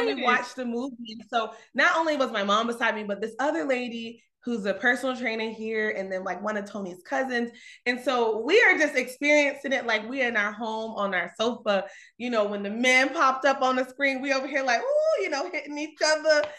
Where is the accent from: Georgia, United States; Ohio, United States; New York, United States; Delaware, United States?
Georgia, United States; Conyers; I'm from Conyers, Georgia, so it's about 30 minutes outside Atlanta